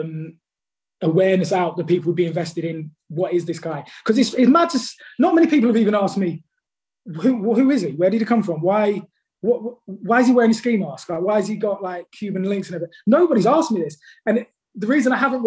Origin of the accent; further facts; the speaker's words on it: London, United Kingdom; now in Staffordshire, United Kingdom; I'm from London originally, but I moved like 180 miles north. It's like in the Midlands. It's Staffordshire.